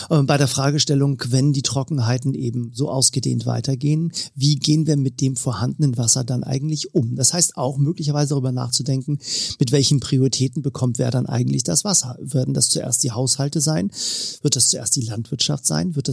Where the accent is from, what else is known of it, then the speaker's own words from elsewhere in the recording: Northern Germany, Germany; ich nehme mal äh, als Norddeutscher mal die Station Hamburg, die ich eben schon erwähnt habe, raus.